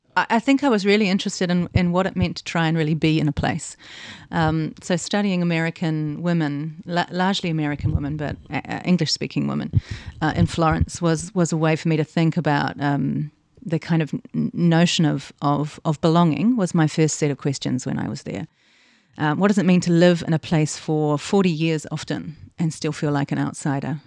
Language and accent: English; Tasman, New Zealand; growing up in New Zealand